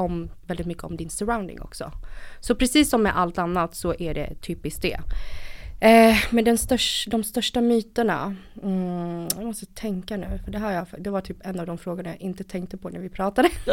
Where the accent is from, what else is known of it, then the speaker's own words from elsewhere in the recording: Stockholm, Stockholm County, Sweden; also born or lived in Vietnam / northern Vietnam; Kom till Sverige 94 och eh, växte upp här i Stockholm.